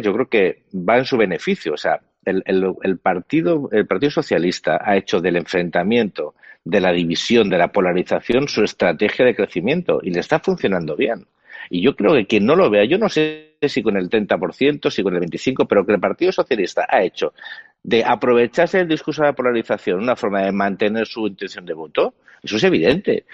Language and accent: Spanish; Spain; yo como español